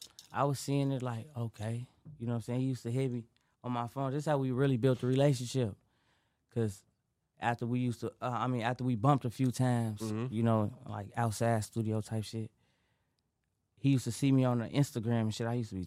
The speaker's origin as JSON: {"language": "English", "town": "Chicago", "region": "Illinois", "country": "United States", "tie": "born or raised there"}